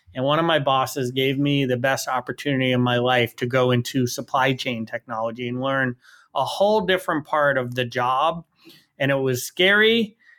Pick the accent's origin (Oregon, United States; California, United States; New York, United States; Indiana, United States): New York, United States; New York City; I grew up in New York City